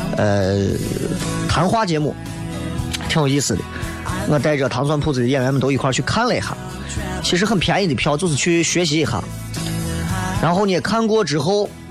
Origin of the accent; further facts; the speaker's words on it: Xi'an, Shaanxi, China; 我最美好的十年广景放在了西安这个地方，但是我愿意把我所有的青春奉献在西安